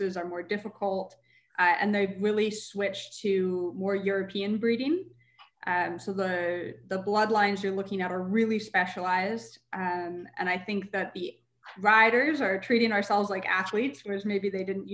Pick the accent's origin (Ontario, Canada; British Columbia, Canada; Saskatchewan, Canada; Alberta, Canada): Alberta, Canada; Calgary; I love Calgary. I'm so attached to my hometown.